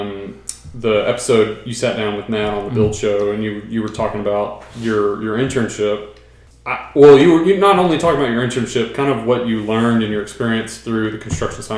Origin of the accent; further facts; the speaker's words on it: Brenham, Texas, United States; I grew up in Brenham, so another small town